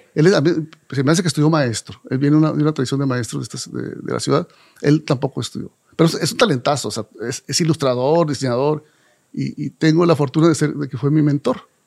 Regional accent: Monterrey, Nuevo León, Mexico; yo nací aquí en Monterrey.

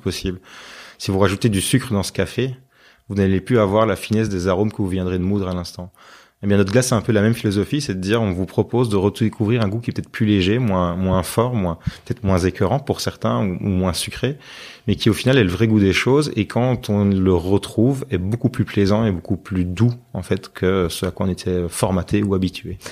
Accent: Binche, Wallonia, Belgium; on est euh, de Binge

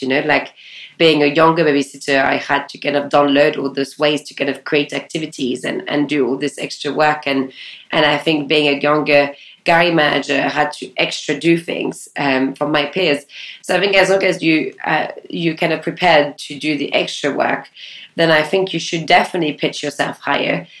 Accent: France; moved away; I grew up in Ile which is a tiny island off the west coast of France

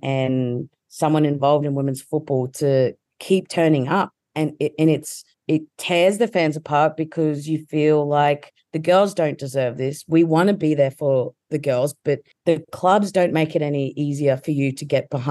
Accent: Australia; as an Australian football fan

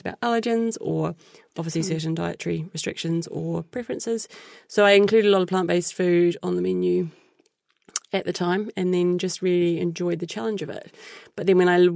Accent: New Zealand; moved away; my background from growing up in New Zealand

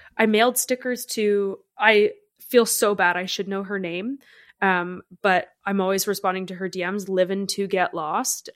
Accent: Canada; as a Canadian

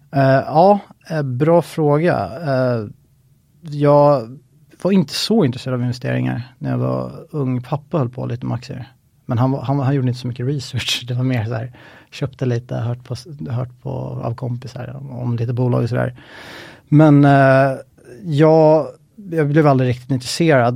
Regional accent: Stockholm, Stockholm County, Sweden; född och uppvuxen i Stockholm

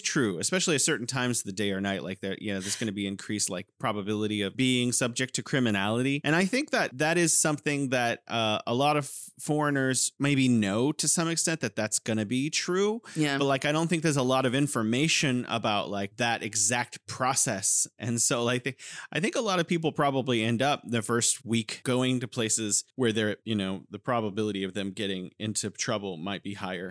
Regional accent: San Francisco, California, United States; moved away as an adult; also born or lived in South Korea; now in Wuhan, China; my hometown san francisco

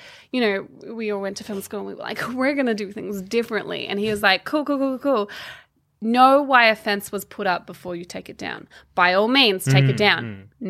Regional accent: Australia; I got accused of not being Australian because I didn't fit the mold.

